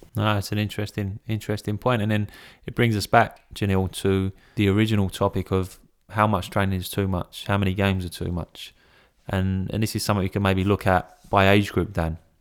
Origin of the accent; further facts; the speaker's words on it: England, United Kingdom; I'm English